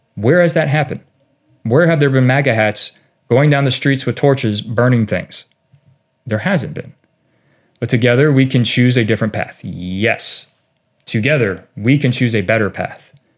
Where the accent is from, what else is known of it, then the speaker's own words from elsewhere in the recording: United States; of who we are as American people